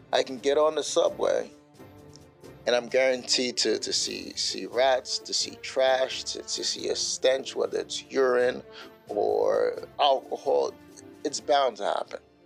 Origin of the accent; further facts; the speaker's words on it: New York City, New York, United States; moved away; my time growing up in Bushwick, Brooklyn